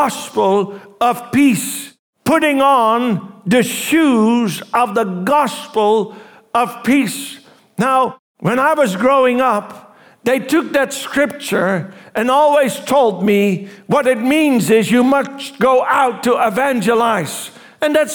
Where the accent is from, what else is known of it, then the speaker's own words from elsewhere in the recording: Netherlands; I was from Holland